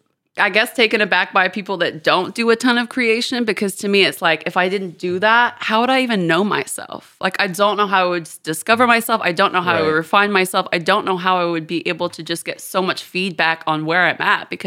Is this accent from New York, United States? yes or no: no; Houston, Texas, United States; also born or lived in London, United Kingdom; I'm from Houston. I had a really weird childhood on multiple levels, but I was born in Houston. I moved to London when I was 4. I was there until I was 14, so basically my whole prominent years, and then I moved back to Houston.